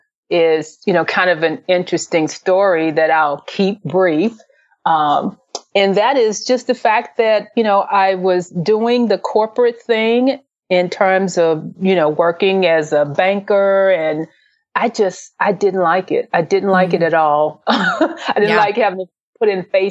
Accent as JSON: {"language": "English", "town": "Memphis", "region": "Tennessee", "country": "United States", "also_born_or_lived": "San Francisco Bay Area, California", "moved": "yes", "lives_now": "Dayton, United States", "said": "I'm originally from Memphis, Tennessee"}